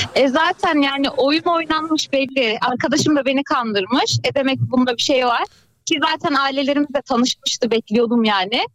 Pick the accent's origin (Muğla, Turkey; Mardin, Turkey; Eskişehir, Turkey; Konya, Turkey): Konya, Turkey; ben Konyalıyım. Konya'da oldu